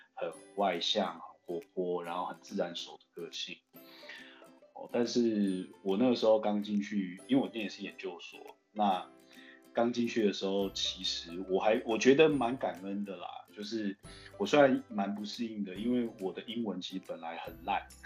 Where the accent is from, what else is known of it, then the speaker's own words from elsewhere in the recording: Zhongli, Taoyuan, Taiwan; also born or lived in United States / China; 我是中立人